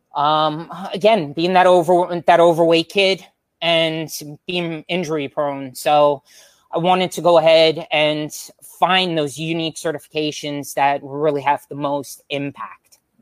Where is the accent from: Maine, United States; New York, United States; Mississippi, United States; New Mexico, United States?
New York, United States; Long Island; moved away; also born or lived in Florida; we're all originally from Long Island, New York